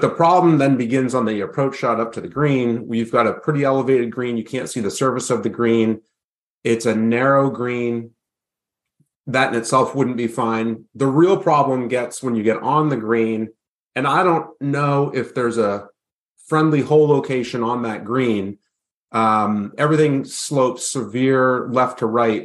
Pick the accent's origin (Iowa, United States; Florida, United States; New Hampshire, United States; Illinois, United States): New Hampshire, United States; my home state